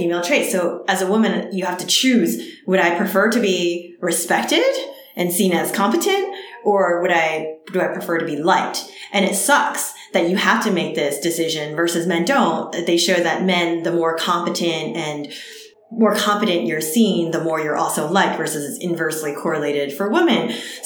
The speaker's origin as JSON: {"language": "English", "region": "New Jersey", "country": "United States", "tie": "born or raised there", "also_born_or_lived": "California", "first_language": "Cantonese", "second_language": "English", "moved": "yes", "said": "I grew up in New Jersey and there were hardly any Asians in my town"}